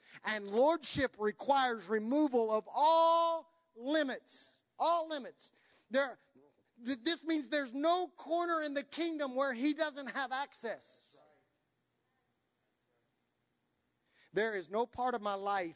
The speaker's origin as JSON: {"language": "English", "country": "United States", "said": "we're American"}